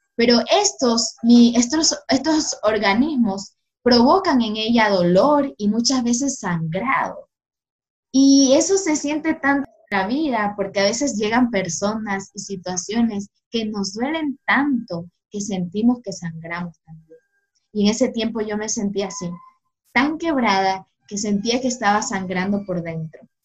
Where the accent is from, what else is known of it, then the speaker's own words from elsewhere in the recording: Guayaquil, Guayas, Ecuador; soy de Guayaquil